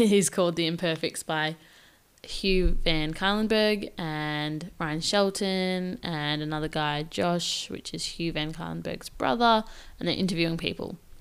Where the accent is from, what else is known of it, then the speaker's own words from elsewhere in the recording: Victoria, Australia; moved away as an adult; now in Perth, Australia; I moved from my home state of Victoria, which is like three thousand kilometers away